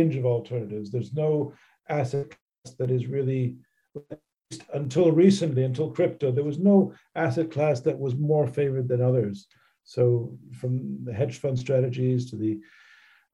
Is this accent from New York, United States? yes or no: yes; New York, United States; now in Gibraltar; I'm originally a New Yorker